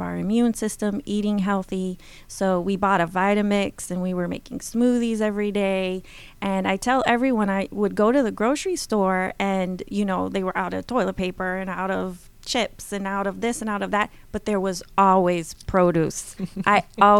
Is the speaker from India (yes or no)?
no; Brazil; I had the wonderful privilege of growing up in Brazil